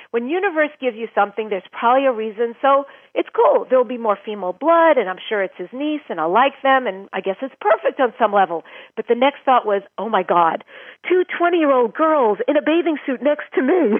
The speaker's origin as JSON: {"language": "English", "region": "New York", "country": "United States", "tie": "born or raised there", "moved": "yes", "lives_now": "California, United States", "said": "I grew up in New York. I live now in California"}